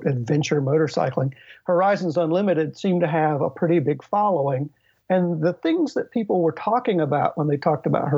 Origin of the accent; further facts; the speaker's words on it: Virginia, United States; also born or lived in East Coast of the United States; now in Renton, United States; I am originally from Virginia